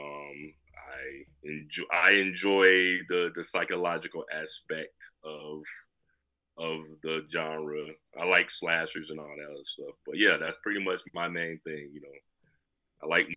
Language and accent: English; Chicago, Illinois, United States; now in Aurora, United States; Born and raised in Chicago